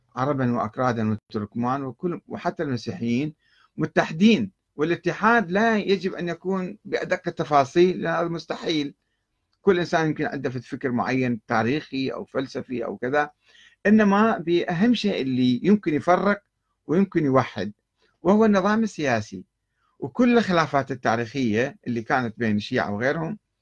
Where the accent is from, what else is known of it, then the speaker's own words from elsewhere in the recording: Iraq; عندنا في العراق